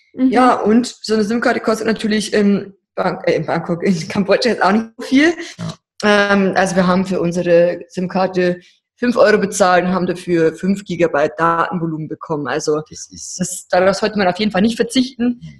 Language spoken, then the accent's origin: German; Deggendorf, Bavaria, Germany; wir kommen ja aus Deckendorf, aus Niederbayern